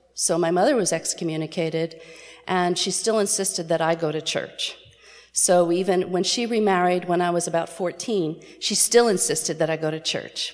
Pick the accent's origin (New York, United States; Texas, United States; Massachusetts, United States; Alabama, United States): New York, United States; New York City; I was born in New York City